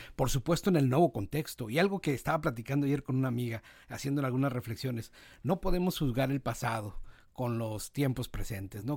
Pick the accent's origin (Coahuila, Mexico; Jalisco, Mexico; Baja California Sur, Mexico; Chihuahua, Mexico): Jalisco, Mexico; Guadalajara; also born or lived in Escuinapa, Sinaloa; now in Culiacán, Mexico; pasé una infancia entre Guadalajara y Escuinapa